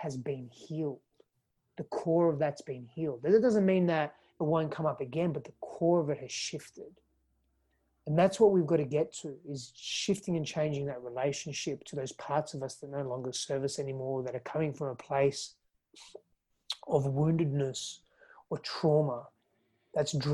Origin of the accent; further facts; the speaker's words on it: Fremantle, Western Australia, Australia; moved away as an adult; also born or lived in California; now in Austin, United States; I was born in East Fremantle. Woodside Hospital, and I was I grew up in Fremantle and Spearwood